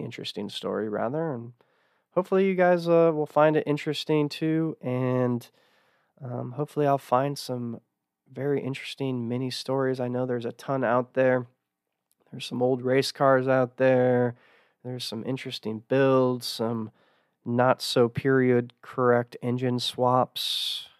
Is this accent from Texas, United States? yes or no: yes; Texas, United States; growing up in Texas